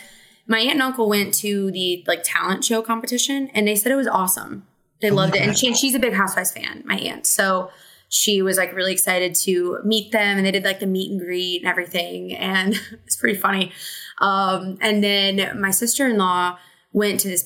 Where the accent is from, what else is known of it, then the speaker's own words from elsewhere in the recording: Southern Illinois, United States; I'm an Illinois girly and like a Southern Illinois girly. So it's Benton is like probably like an hour from my hometown